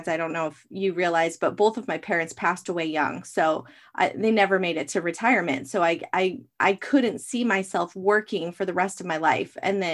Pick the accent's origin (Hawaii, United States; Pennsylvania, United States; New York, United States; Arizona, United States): Arizona, United States; I was born and raised in Arizona